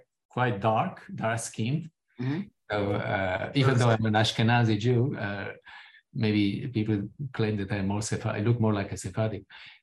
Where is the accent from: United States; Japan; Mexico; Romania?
Romania; moved away; my own personal experiences growing up in Romania